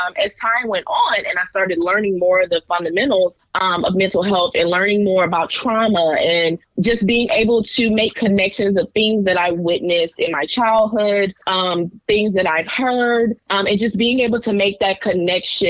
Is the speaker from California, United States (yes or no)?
no; Decatur, Georgia, United States; I grew up in Atlanta, Decatur to be exact